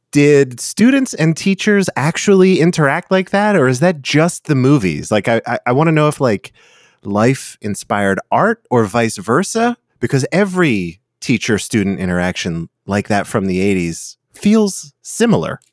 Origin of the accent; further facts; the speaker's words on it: United States; I'm American